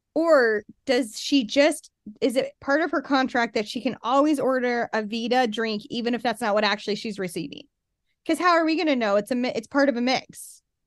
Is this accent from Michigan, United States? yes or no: no; Salt Lake City, Utah, United States; now in Utah County, United States; I live in Utah County and I w, I'm from Salt Lake